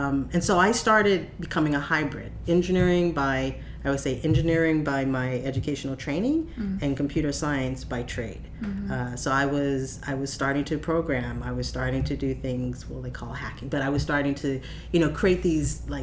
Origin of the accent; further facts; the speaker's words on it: Pasadena, California, United States; I grew up in Pasadena